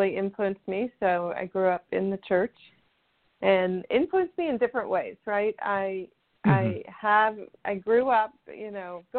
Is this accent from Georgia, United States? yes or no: no; Houston, Texas, United States; moved away as an adult; also born or lived in California / Colorado; now in Tennessee, United States; So I grew up in Houston, Texas, in the United States.